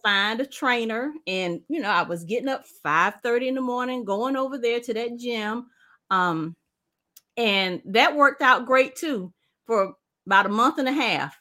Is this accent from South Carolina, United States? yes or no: yes; South Carolina, United States; We're from South Carolina. I live in South Carolina